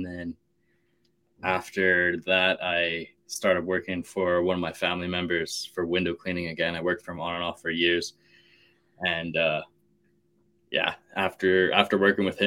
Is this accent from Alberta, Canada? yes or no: yes; Calgary, Alberta, Canada; born and raised in Calgary, Alberta, Canada